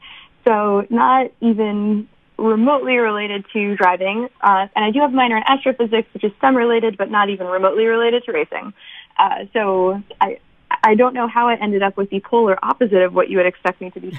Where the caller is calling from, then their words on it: Boston, Massachusetts, United States; I'm actually calling from Boston right now